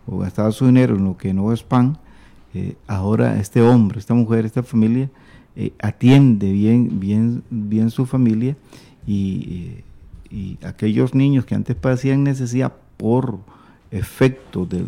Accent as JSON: {"language": "Spanish", "country": "Costa Rica", "lives_now": "Córdoba, Argentina", "said": "soy de Costa Rica, misionera en Córdoba, Argentina."}